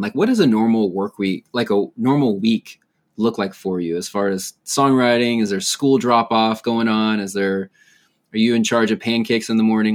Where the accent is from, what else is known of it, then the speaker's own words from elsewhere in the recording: San Diego, California, United States; I grew up in San Diego as a vineyard pastor's kid